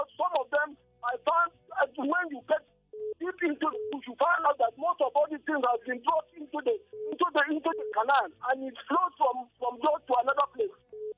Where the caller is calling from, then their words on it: Baltimore, Maryland, United States; I'm calling you from Baltimore.